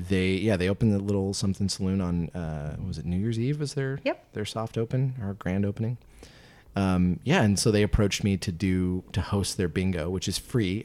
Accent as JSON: {"language": "English", "town": "Yakima", "region": "Washington", "country": "United States", "tie": "born or raised there", "also_born_or_lived": "Tri-Cities", "lives_now": "Spokane, United States", "said": "I think being in Tri-Cities and then growing up in Yakima, there weren't a lot of great coffee shops."}